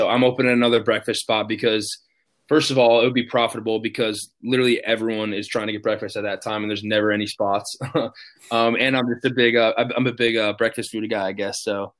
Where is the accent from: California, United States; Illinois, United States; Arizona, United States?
Illinois, United States; Chicago; growing up in Chicago, and Derrick Rose, losing to him every single year